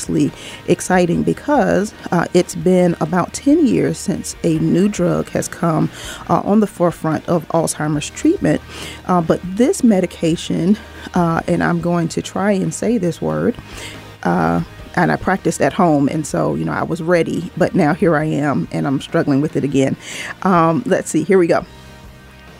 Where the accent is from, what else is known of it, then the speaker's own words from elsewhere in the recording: Norfolk, Virginia, United States; family in my hometown, Norfolk, Virginia